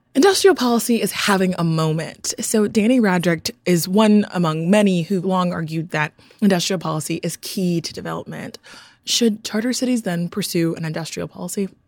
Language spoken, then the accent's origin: English; Nigeria; I'm from Nigeria